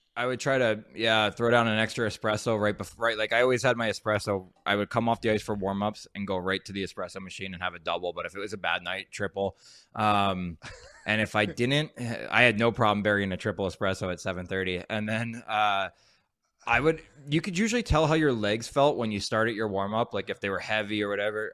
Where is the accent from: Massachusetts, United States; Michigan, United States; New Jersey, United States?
New Jersey, United States; moved away as an adult; also born or lived in Anaheim / the South; I'm from Jersey